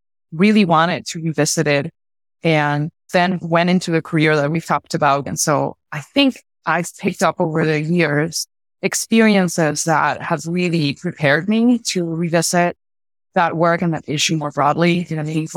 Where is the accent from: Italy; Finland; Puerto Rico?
Puerto Rico; I'm from Puerto Rico